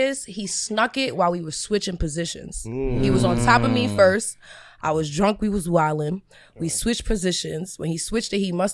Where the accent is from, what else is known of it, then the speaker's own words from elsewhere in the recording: New York City, New York, United States; I'm from the Bronx. I'm from Castleville